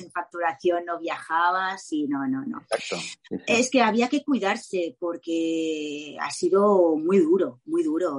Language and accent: Spanish; Mallorca, Balearic Islands, Spain; me quedo con mi isla, por supuesto, que es Mallorca